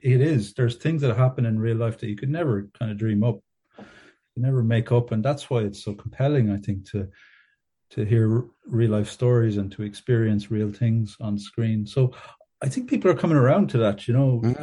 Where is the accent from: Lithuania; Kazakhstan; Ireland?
Ireland; Ballyduff, Munster; moved away as an adult; also born or lived in Canada / Dublin; I grew up in North Kerry in a, a small kind of farming community uh, near Ballybunion, a town called Ballyduff or a village called Ballyduff.